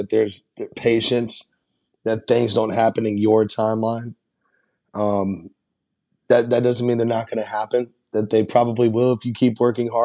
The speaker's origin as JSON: {"language": "English", "town": "Nashville", "region": "Tennessee", "country": "United States", "tie": "born or raised there", "said": "I'm born and raised in Nashville"}